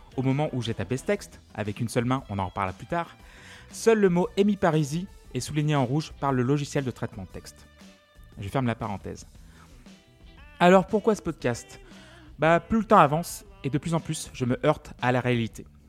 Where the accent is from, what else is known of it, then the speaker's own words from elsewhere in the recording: Feurs, Auvergne-Rhône-Alpes, France; Je suis né en 1986 à Feur dans la Loire, gentil et ligérien